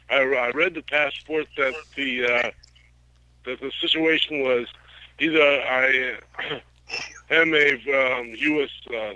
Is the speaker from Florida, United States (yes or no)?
no; Palo Alto, California, United States; also born or lived in Kansas; I was born in Kansas, and I was adopted. My parents, they kind of like separated when I was 3 years old. I moved out here to California, Palo Alto, all that good stuff.